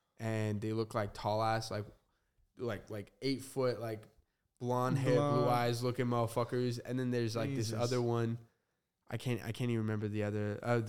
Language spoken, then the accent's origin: English; Arizona, United States; born there; also born or lived in New Mexico / Utah / Las Vegas; So I was born in Arizona, moved to New Mexico, a little bit of Utah, and then a little bit of Vegas, and then I moved like an hour away from here. Super small town.